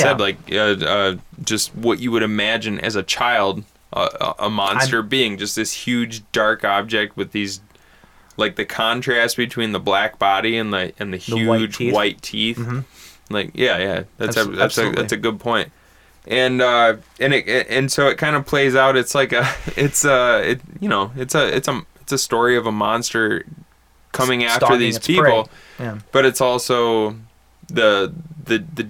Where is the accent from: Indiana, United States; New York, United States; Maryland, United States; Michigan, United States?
Michigan, United States; Bad Axe; moved away; I'm from Bad Axe, which is north of where we are right now.